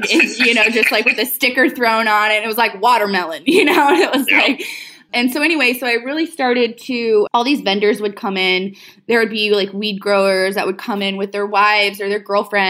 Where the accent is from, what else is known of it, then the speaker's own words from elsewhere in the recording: Houston, Texas, United States; moved away as an adult; now in Oregon, United States; originally I'm from Houston and I moved to Oregon in 2015 with my boyfriend at the time.